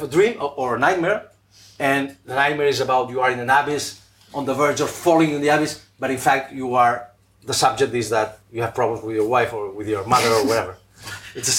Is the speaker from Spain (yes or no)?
yes; Spain